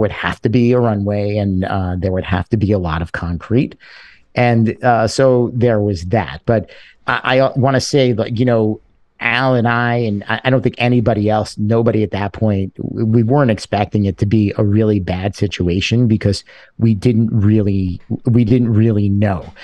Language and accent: English; New York City, New York, United States; also born or lived in Buffalo, New York; I grew up in a place called Sheepshead Bay, Brooklyn